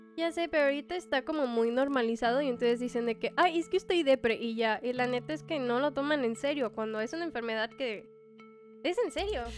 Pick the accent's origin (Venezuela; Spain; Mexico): Mexico; como mexicanos